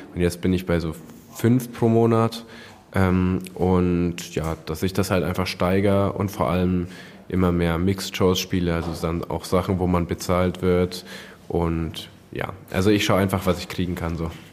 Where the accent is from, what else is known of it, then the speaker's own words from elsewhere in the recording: Hersbruck, Bavaria, Germany; ich komme aus Nürnberg, ähm, beziehungsweise Hersbruck bei Nürnberg